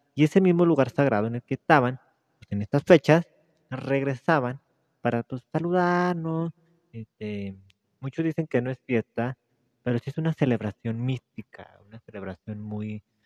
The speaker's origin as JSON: {"language": "Spanish", "country": "Mexico", "said": "soy mexicano"}